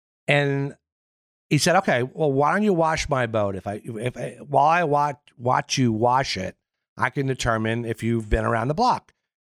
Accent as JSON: {"language": "English", "town": "Bayport", "region": "New York", "country": "United States", "tie": "born or raised there", "said": "And we grew up in Bayport, Sable area of Long Island, which was the clam capital of the world."}